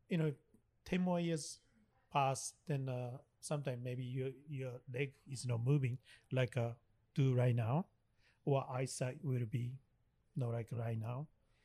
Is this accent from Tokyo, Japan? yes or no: no; Miyagi, Japan; That's I came from. Sho and I came from Miyagi Prefecture.